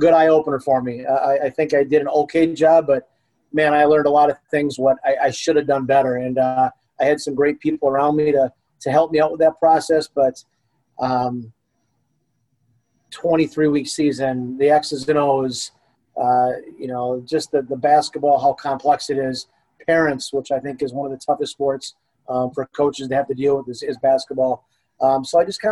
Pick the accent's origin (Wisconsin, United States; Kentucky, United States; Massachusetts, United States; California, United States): Wisconsin, United States; Jefferson; also born or lived in Whitewater, Wisconsin; Born and raised here in Jefferson.